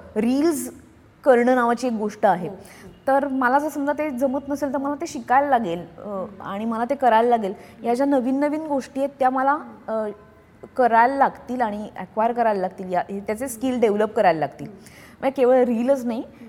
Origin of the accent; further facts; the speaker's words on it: Nashik, Maharashtra, India; moved away as an adult; also born or lived in Pune, India; now in Mumbai, India; नाशिकमध्ये राहणं हे नाशिक सिक्युअर करतं कारण ते माझं गाव आहे माझं शहर आहे